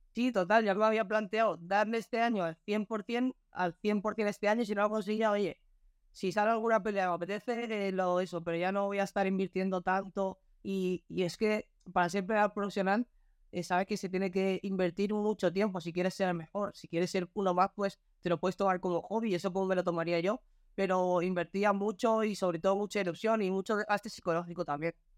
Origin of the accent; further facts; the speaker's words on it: Spain; me, ilusionaría mucho pelear en mi país